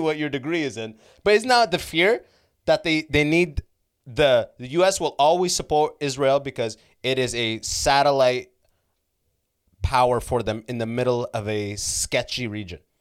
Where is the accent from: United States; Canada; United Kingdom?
Canada; I was from Canada